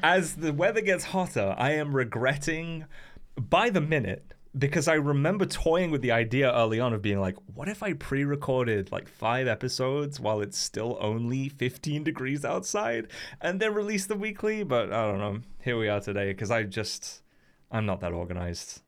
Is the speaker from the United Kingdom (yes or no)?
yes; United Kingdom; now in Wales, United Kingdom; as a British person